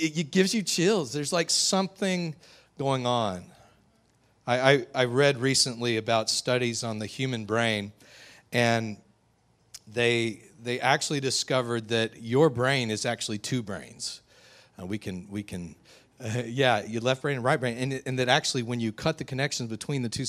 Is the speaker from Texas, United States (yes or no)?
yes; West Texas, United States; also born or lived in southeastern Louisiana; now in Covington, United States; I grew up out in West Texas